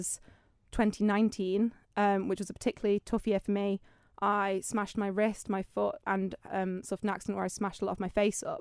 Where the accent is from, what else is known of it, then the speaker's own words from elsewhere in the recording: Isle of Man; Yes, and Andreas Primary School.